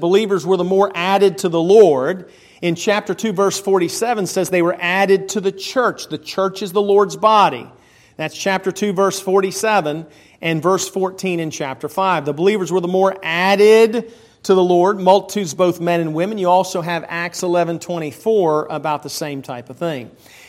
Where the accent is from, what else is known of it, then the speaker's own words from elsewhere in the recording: Pennsylvania, United States; also born or lived in Maryland / Huntsville, Alabama; I was raised in Pennsylvania, Maryland. My dad was military, traveled around. I was born in Huntsville, Alabama